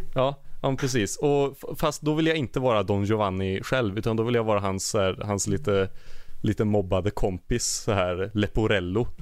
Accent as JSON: {"language": "Swedish", "town": "Glava", "region": "Värmland", "country": "Sweden", "moved": "yes", "lives_now": "Härnösand, Sweden"}